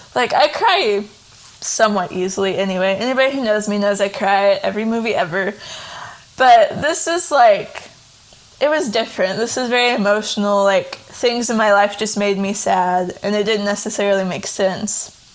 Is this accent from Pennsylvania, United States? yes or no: no; Tennessee, United States; now in Kentucky, United States; I'm from Tennessee originally. I currently live in Kentucky with my husband Taylor.